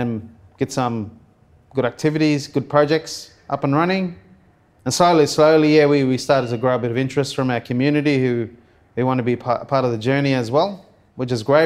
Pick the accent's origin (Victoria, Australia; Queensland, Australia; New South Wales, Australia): Queensland, Australia; Cairns; After high school, I moved away from Cairns